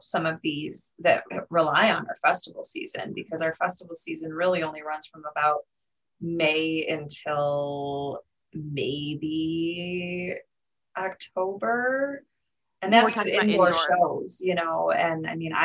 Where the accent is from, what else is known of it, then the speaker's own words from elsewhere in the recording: Michigan, United States; We are both from Michigan, so we have a lot of connections here.